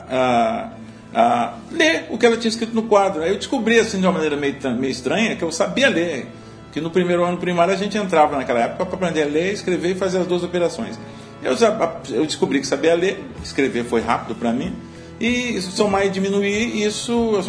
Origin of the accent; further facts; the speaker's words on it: Mãe Mirim, Minas Gerais, Brazil; born there; É, até porque eu nasci em Minas Gerais, numa cidadezinha é chamada Mãe Mirim, cujo grande, a grande cultura é exatamente café